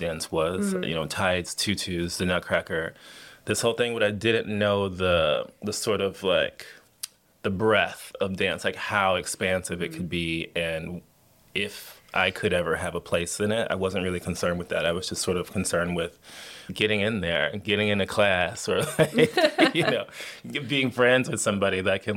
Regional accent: Miami, Florida, United States; I'm originally from Miami, Florida.

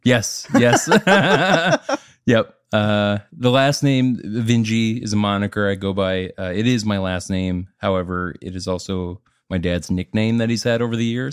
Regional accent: Minnesota, United States; moved away as an adult; now in Nashville, United States; I'm from Minnesota

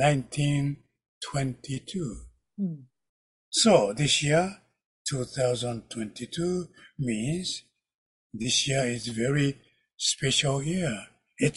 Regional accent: Kyoto, Japan; English is a second language; I am from Kyoto, Japan, the ancient

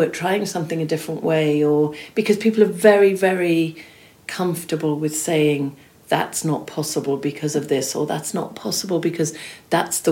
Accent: Swansea, Wales, United Kingdom; when I was growing up in South Wales, I remember going into Smith's and there'd be glossy magazines on the shelves in the magazine sort of section in Smith's in Swansea

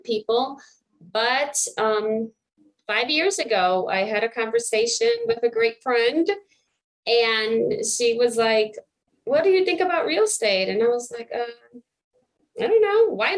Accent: New York, United States; moved away; also born or lived in Puerto Rico / Michigan; I was born in Puerto Rico, moved to New York. So I was raised in New York, in Brooklyn. Then my parents moved back to Puerto Rico.

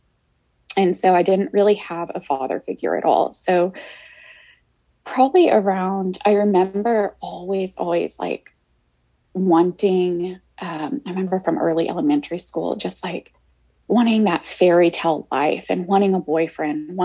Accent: Houston, Texas, United States; I grew up, I was born here in Houston, and I lived with my mom and my grandmother

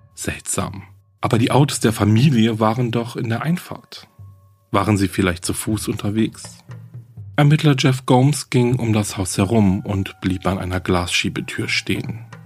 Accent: Germany; Hier bei uns in Deutschland

